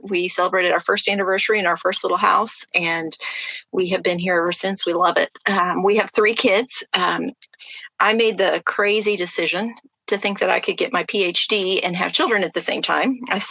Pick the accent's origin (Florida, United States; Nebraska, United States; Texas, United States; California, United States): Texas, United States; So I grew up primarily in Texas. My dad was in the military, so we moved a lot. But I landed in college in College Station and went to Texas A&M.